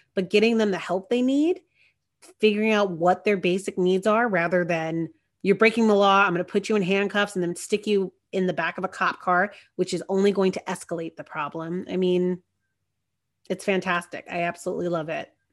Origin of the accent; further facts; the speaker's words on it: Marietta, Georgia, United States; my hometown, you know, down in Marietta